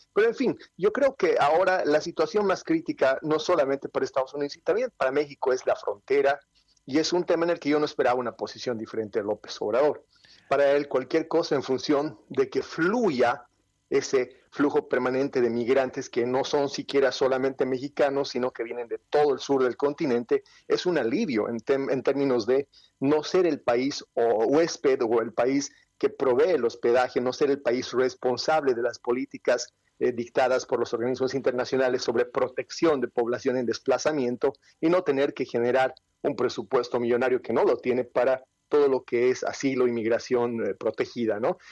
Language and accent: Spanish; Bolivia; Yo vengo de Sudamérica